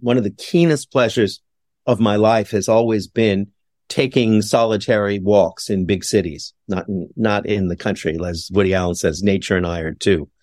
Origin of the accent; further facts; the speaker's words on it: Montreal, Quebec, Canada; my hometown of Montreal